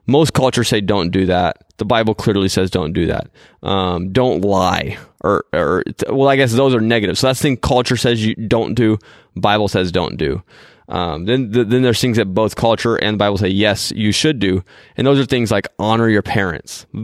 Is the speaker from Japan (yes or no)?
yes; Japan; most of you know that I am, you know, a missionary kid, and so I grew up in Japan.